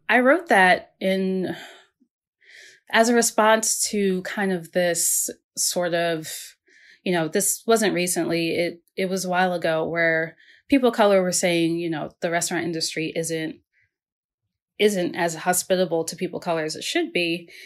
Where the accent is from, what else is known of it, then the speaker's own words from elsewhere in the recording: Maryland, United States; I grew up in the Mid-Atlantic. I grew up in Maryland.